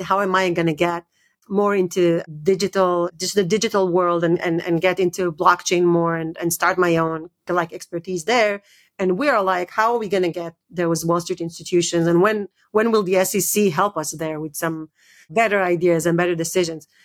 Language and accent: English; Israel; moved away; also born or lived in United States; I grew up in Israel and, and, and, and I lived in, in the U S for many years.